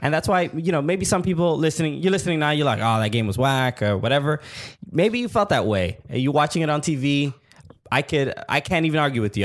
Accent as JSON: {"language": "English", "region": "New York", "country": "United States", "said": "we from New York"}